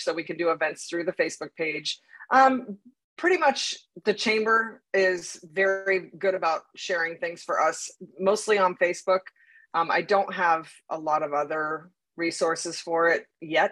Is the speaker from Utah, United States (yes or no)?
no; Connecticut, United States; now in Southern US; I'm from Connecticut. So, and you know, it's a little hard to disguise that with as soon as I open my mouth